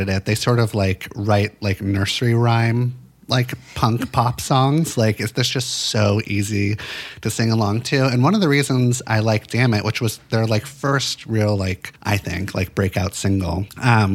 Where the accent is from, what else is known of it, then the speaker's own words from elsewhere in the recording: Santa Monica, California, United States; I grew up in Los Angeles, in Santa Monica